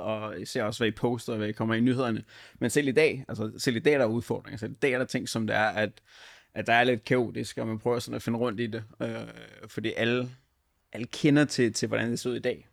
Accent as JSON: {"language": "Danish", "area": "North Zealand", "region": "Capital Region of Denmark", "country": "Denmark", "said": "jeg kommer fra Nordsjælland"}